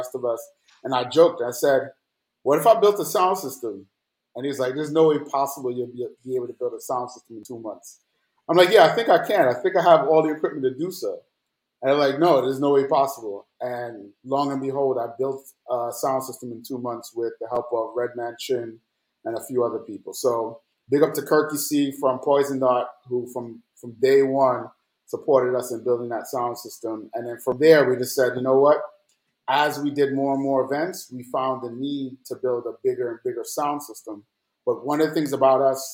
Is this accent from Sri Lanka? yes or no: no; Jamaica; also born or lived in New York; now in Atlanta, United States; growing up in Jamaica